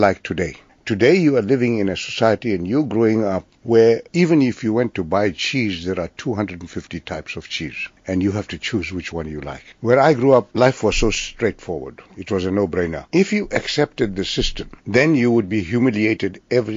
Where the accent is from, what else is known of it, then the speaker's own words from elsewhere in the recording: Newcastle, KwaZulu-Natal, South Africa; the town in which I grew up. It's at the foothills of the Majuba Mountains